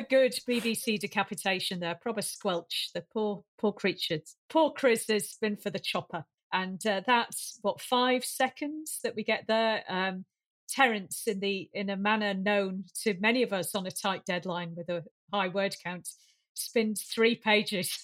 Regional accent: Lancashire, North West England, United Kingdom; accent: Lancashire; my Lancashire accent

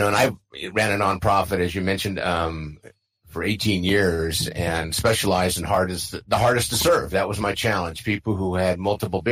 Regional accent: San Diego, California, United States; I grew up in San Diego, family of six, four kids

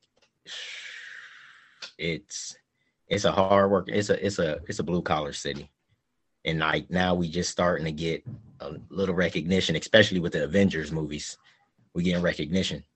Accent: Cleveland, Ohio, United States; moved away as an adult; also born or lived in San Diego, California; I'm originally from Cleveland. Yeah, I'm from Cleveland, Ohio.

